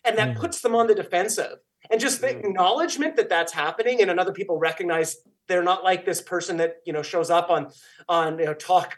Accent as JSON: {"language": "English", "country": "Canada", "said": "I'm Canadian"}